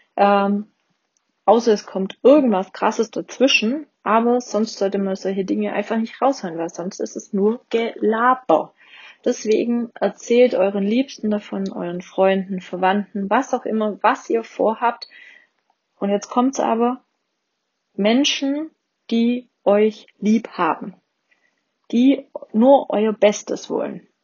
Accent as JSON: {"language": "German", "region": "Swabia", "country": "Germany", "said": "Ich bin auch Schwabe."}